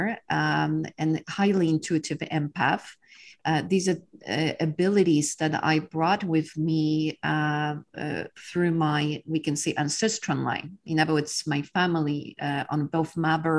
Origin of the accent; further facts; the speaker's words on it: Poland; English is a second language; moved away as an adult; now in Texas, United States; I was born in Poland during the times of communism